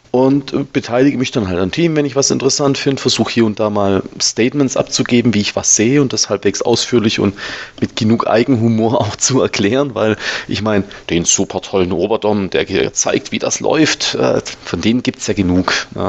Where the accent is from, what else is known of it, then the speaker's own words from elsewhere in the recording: Baden-Württemberg, Germany; Also ich bin ja, bin ja Schwabe, ne? Die Schwaben sind ja nicht ganz zu Unrecht knausrig.